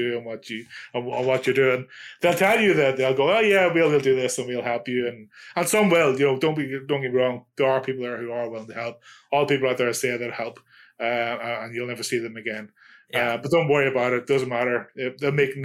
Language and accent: English; Ireland; I'm Irish.